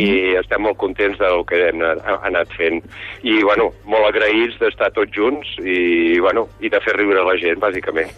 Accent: Catalonia, Spain; jo sóc català

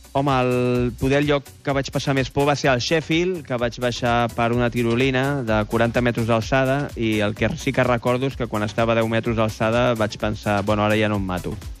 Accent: Esplugues de Llobregat, Catalonia, Spain; del meu poble d'Esplugues de Llobregat

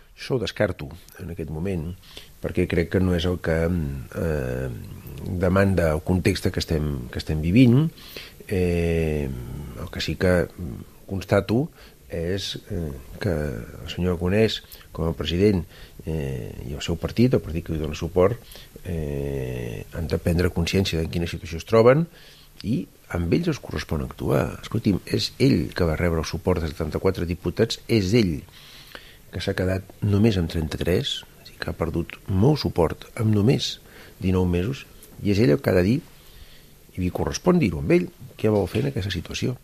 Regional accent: La Roca del Vallès, Catalonia, Spain; del meu poble, de la Roca del Vallès

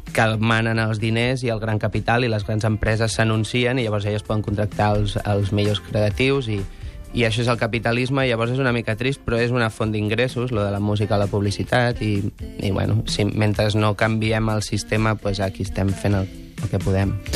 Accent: Sant Celoni, Catalonia, Spain; born or raised there

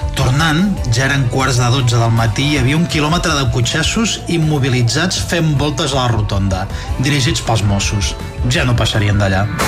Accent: Figueres, Catalonia, Spain; now in Barcelona, Spain; sóc un paio de Figueres que viu a Barcelona amb família a la Catalunya interior

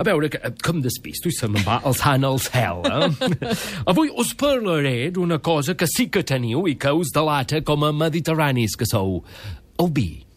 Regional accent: Crofton, Yorkshire and the Humber, United Kingdom; Catalan is a second language; moved away as an adult; now in Catalonia, Spain; Jo vaig néixer a Crofton, molt a prop de Leeds, i allà d'adolescent vaig treballar a la ràdio local

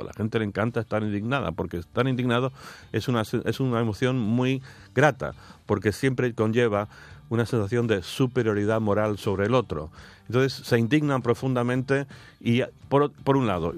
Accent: United Kingdom; yo también ahora como británico

